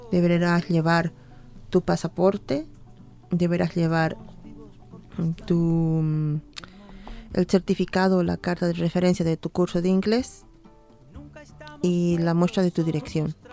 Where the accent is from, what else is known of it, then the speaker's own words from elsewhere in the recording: Bolivia; now in Dublin, Ireland; Soy boliviana irlandesa y vivo aquí ya desde, en Dublín desde hace 15 años.